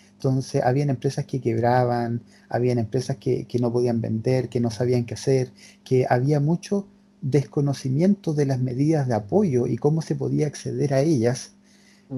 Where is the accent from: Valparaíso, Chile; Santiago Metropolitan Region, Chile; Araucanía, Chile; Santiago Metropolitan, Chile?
Araucanía, Chile; Temuco; Nosotros somos de Temuco